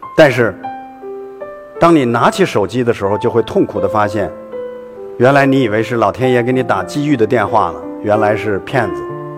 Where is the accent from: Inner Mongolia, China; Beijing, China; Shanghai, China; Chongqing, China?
Inner Mongolia, China; Hailar; 回到了我们在海莱尔的家